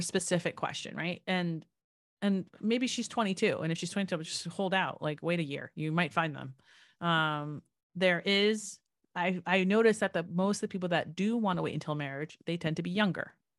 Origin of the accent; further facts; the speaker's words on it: New Jersey, United States; I grew up in New Jersey